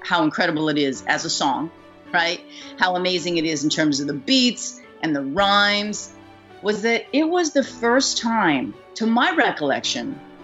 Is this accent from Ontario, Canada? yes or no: no; Vancouver, British Columbia, Canada; moved away; also born or lived in New York; growing up in Vancouver